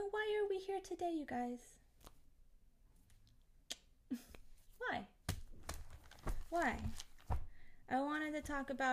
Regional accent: United States; I grew up here in America

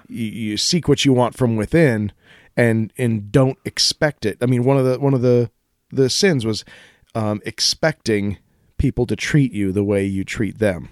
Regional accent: Colorado, United States; I grew up in Colorado

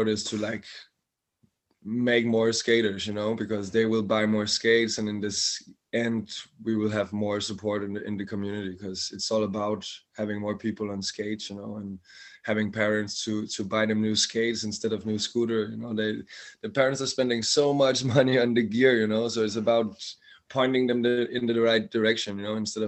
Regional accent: outside Copenhagen, Capital Region of Denmark, Denmark; I grew up outside Copenhagen, but from I was 15, 16, I live in Copenhagen

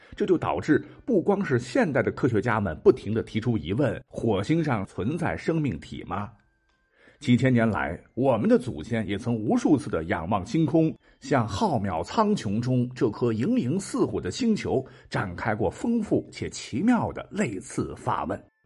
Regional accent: China; 我们中国人

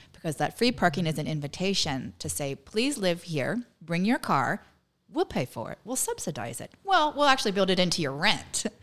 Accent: Northern California, United States; moved away as an adult; also born or lived in Massachusetts; now in Winthrop, United States; I grew up in Northern California where we didn't have transit

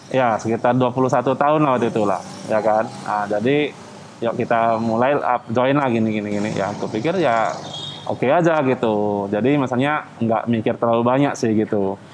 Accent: Medan, North Sumatra, Indonesia; moved away as an adult; also born or lived in Bandung / Jakarta; kita kan dari Medan kita merantau ke Jakarta, ke Pulau Jawa lah, ada ke Bandung

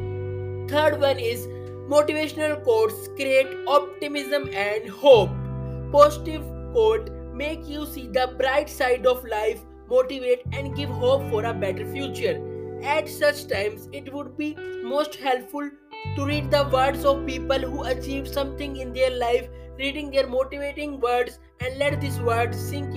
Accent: India; I am from India.

